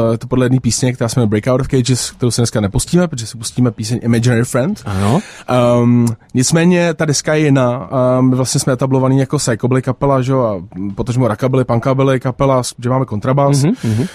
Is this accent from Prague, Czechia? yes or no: yes; Prague, Czechia; Já jsem jako narozený na letní a, a s tím, že jako moje máma, eh, tam taky vyrostla.